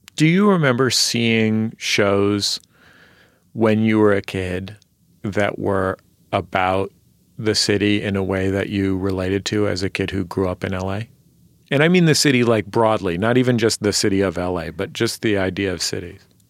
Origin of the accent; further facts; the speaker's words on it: San Francisco, California, United States; now in Los Angeles, United States; I'm from San Francisco